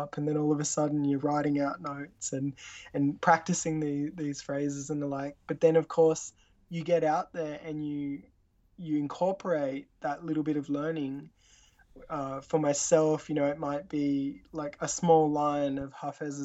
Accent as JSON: {"language": "English", "region": "Tasmania", "country": "Australia", "tie": "born or raised there", "said": "Growing up in Australia"}